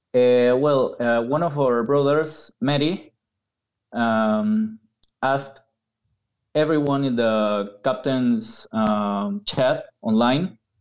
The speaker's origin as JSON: {"language": "English", "country": "Peru", "second_language": "English", "said": "I'm not North American, so English is not my first language."}